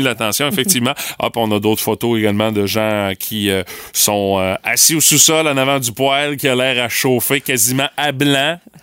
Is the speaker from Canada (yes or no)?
yes; Rimouski, Quebec, Canada; chez nous à Rimouski